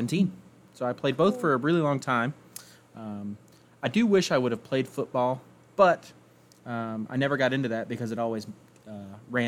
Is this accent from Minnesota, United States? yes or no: no; Georgia, United States; I've grown up in Georgia my entire life. I've lived and grown up there my whole life.